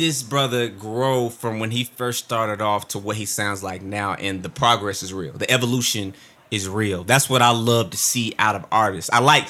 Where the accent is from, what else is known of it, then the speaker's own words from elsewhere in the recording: Columbus, Mississippi, United States; We're both from Mississippi. We're both from Columbus.